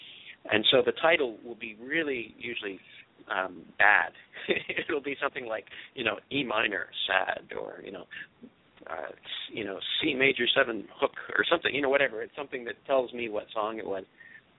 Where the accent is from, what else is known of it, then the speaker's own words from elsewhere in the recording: Canada; It's funny, I come from Canada, where the equivalent of PBS would be CBC, which is our national broadcaster.